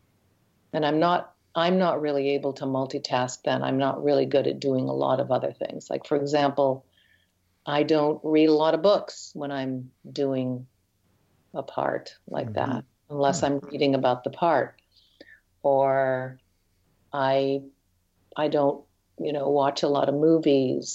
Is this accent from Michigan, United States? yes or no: yes; north of Detroit, Michigan, United States; also born or lived in Chicago / Toronto; now in Canada; Grew up north of Detroit and then moved to Chicago